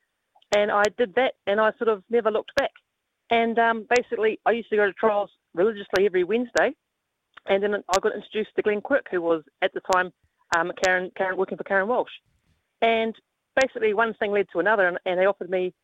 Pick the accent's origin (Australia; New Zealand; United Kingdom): New Zealand; moved away as an adult; I'm a Kiwi boy